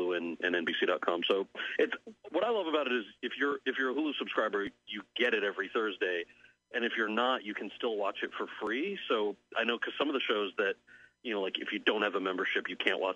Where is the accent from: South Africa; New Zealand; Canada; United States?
United States; outside of New York City; I grew up outside of New York City